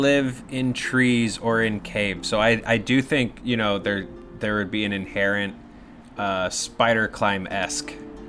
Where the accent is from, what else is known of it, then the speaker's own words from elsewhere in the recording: the South, United States; I'm from the South, and they're they are hardy little bastards.